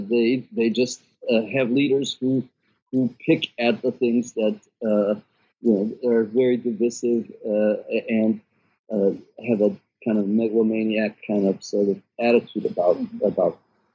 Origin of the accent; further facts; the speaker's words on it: United States; I realize I'm in the United States. I'm an American.